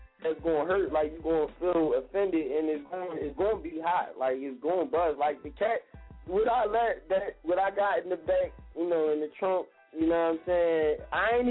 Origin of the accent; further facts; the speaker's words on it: Philadelphia, Pennsylvania, United States; I'm from West Philly